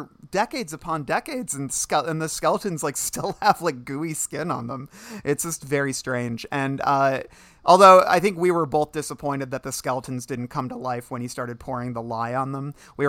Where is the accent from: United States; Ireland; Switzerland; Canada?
Ireland; I'm Irish. You don't know what happens to us when we get wet.